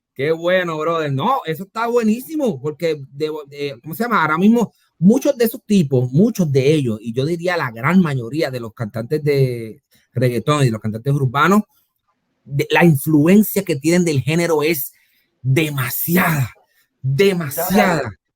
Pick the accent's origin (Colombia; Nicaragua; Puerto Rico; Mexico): Puerto Rico; Yo soy de Puerto Rico